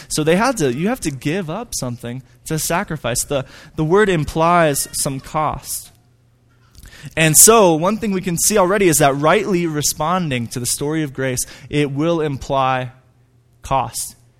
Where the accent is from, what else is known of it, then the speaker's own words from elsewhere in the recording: Hudson, Wisconsin, United States; moved away as an adult; now in Flagstaff, United States; I grew up in Hudson, Wisconsin.